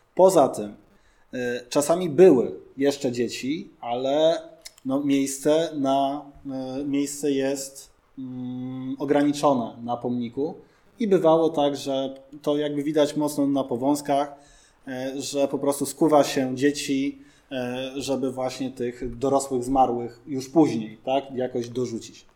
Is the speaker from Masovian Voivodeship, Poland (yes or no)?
yes; Warsaw, Masovian Voivodeship, Poland; my jakby warszawiacy tacy jesteśmy